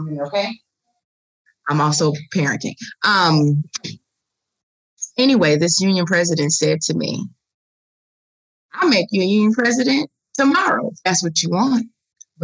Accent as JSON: {"language": "English", "town": "Chicago", "region": "Illinois", "country": "United States", "said": "I'm from the South Side of Chicago"}